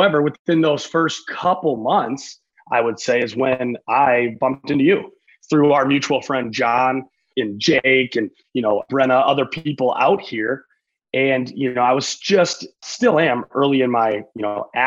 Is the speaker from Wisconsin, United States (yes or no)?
yes; Madison, Wisconsin, United States; now in Los Angeles, United States; So I'm originally born and raised in Madison, Wisconsin. That's where I'm from